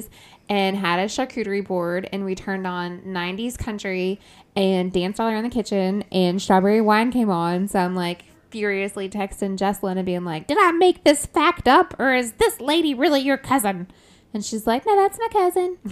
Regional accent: United States; We're American

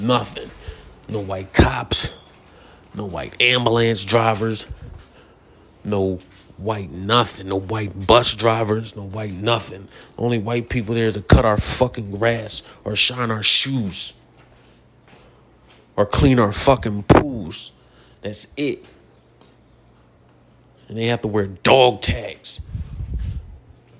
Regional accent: United States; I'm American

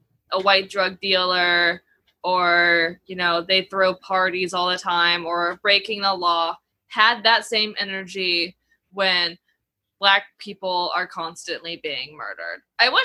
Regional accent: the South, United States; I was raised in the South

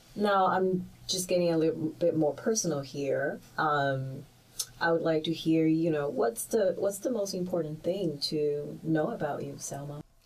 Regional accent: Shanghai, China; also born or lived in Melbourne, Australia; now in United States; I am originally from Shanghai, China

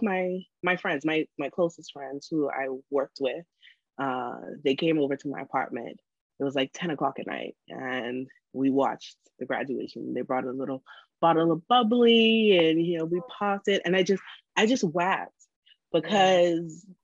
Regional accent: Bahamas; moved away as an adult; also born or lived in Freeport, Grand Bahama / Nassau, New Providence; now in Beijing, China; I was born in Freeport, Grand Bahama. At the age of 10, both of my parents got transferred to work in Nassau, New Providence

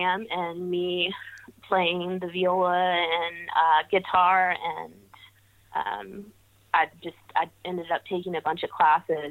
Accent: Carthage, North Carolina, United States; moved away as an adult; also born or lived in Asheville, North Carolina; now in Bristol, United States; I grew up in North Carolina in a small town. It's called Carthage.

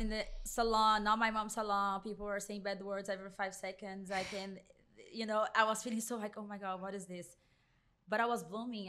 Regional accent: Brazil; English is a second language; moved away as an adult; also born or lived in New Jersey; now in Miami, United States; I grew up in a salon. I am from Brazil.

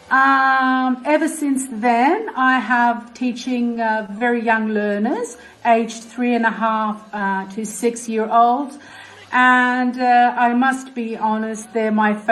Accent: Australia; I was brought up in Australia, and that has played a significant part in who I am today as a teacher, mainly.

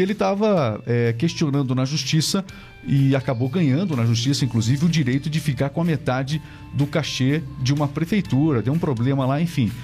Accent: Paraná, Brazil; accent: paranaense; nós somos aqui do Paraná

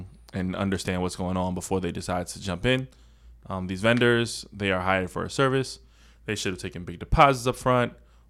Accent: New York City, New York, United States; I'm from Southside.

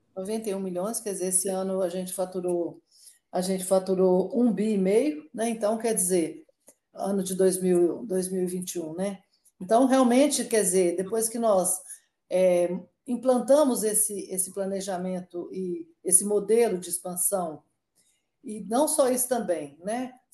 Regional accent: Inhapim, Minas Gerais, Brazil; moved away as an adult; now in Brasília, Brazil; eu eu sou mineira, né? Me formei lá pela UFMG

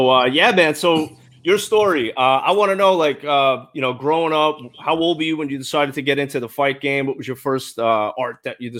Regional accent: New York, United States

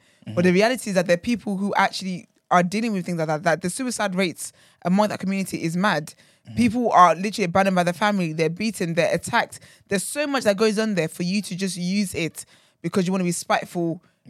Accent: Nigeria; I say, Abby, I'm so Nigerian, bloody hell.

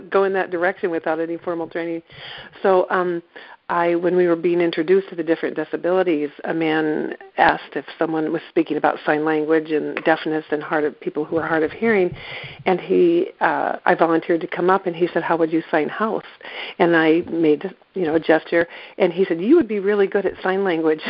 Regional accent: East Central Iowa, United States; moved away as an adult; now in Northampton, United States; I grew up in East Central Iowa

